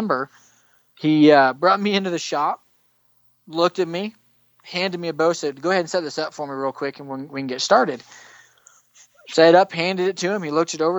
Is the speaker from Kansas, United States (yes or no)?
yes; Western Kansas, United States; moved away as an adult; also born or lived in Mississippi; now in Colorado Springs, United States; I grew up in Western Kansas.